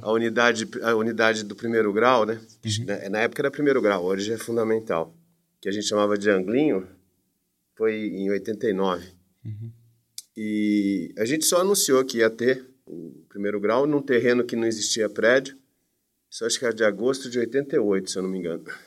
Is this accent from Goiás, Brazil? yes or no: no; Campinas, São Paulo, Brazil; Sou de Campinas, sempre morei em Campinas